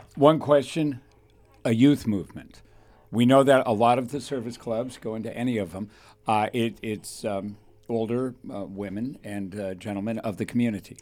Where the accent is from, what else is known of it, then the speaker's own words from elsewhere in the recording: Thousand Oaks, California, United States; I got to, uh, Thousand Oaks when I was three